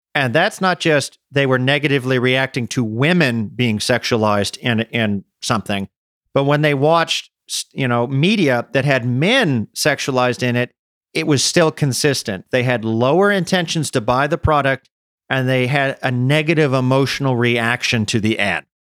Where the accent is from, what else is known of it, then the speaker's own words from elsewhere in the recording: United States; moved away as an adult; also born or lived in Czech Republic; as an American